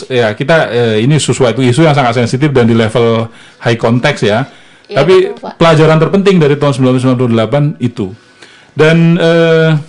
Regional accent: South Sumatra, Indonesia; seperti yang saya ceritakan di yang di kampung saya di Sumatera Selatan Bukit Barisan bertahan

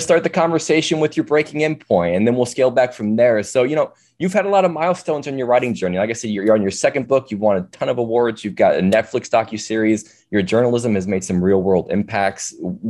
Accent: St. Louis, Missouri, United States; I was born and raised in St. Louis as well.

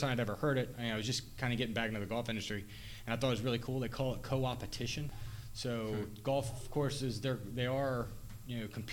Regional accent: Thurmont, Maryland, United States; I'm from Thurmont. I'm right down the road, Frederick County, down right across the border of Maryland

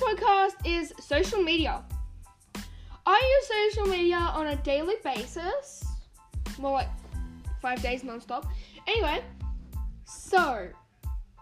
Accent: Australia; So I am Australian

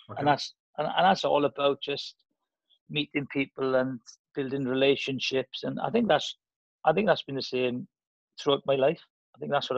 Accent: Welsh, Wales, United Kingdom; being Welsh.

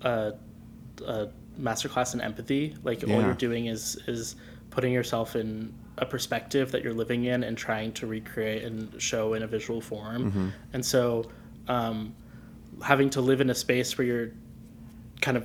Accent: United States; I go to school in the suburbs. I'm like an American

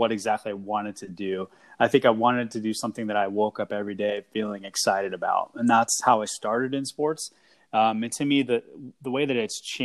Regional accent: Seattle, Washington, United States; I had a chance to move home to work for the Sounders again

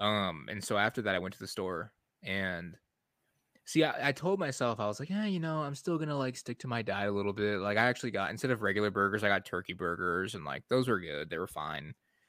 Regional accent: Detroit, Michigan, United States; So, and I'm from Detroit, for those that don't know. I grew up here, but I still like to say that I'm from Detroit.

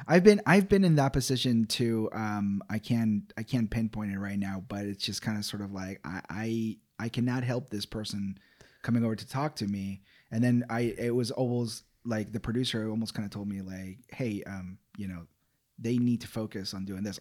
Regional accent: Ecuador; moved away; … was the nickname given to me as a kid, uh, growing up in Ecuador, South America

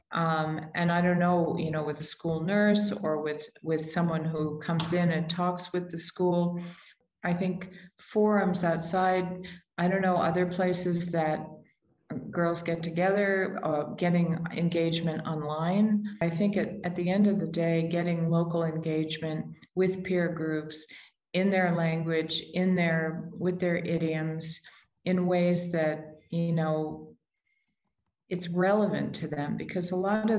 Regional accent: United States; I'm American

